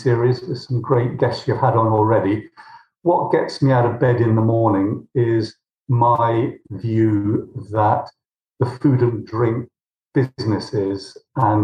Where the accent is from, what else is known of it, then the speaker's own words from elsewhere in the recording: Somerset, South West England, United Kingdom; moved away as an adult; also born or lived in London; I was born in Somerset. I went to school in Millfield.